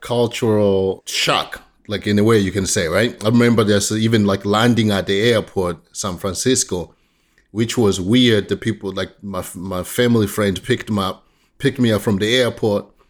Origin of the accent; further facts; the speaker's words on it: Tanzania; now in United States; I grew up in Tanzania, East Africa